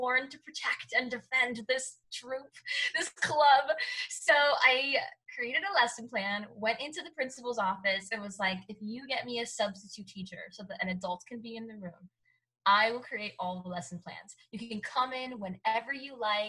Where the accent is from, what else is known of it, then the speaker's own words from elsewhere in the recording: Hialeah, Florida, United States; Cuban. And I grew up in Miami. So Hialeah, Florida